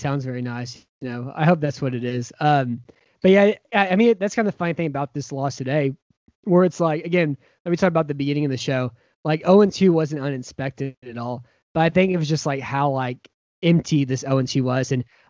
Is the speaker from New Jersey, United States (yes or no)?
no; San Antonio, Texas, United States; growing up in San Antonio